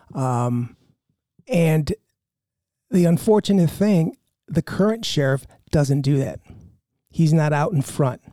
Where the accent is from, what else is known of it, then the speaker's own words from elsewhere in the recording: Chicago, Illinois, United States; I grew up in Chicago on the north side, over by there in Andersonville